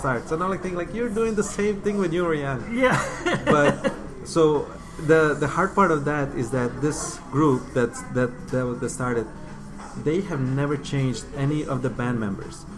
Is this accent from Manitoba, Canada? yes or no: no; Windsor, Ontario, Canada; English is a second language; growing up in Windsor is not it's not a bad place to grow up